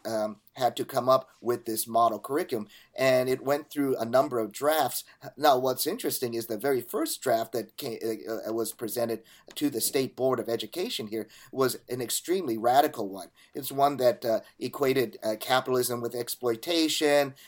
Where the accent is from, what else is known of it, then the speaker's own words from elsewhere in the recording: California, United States; my home state of California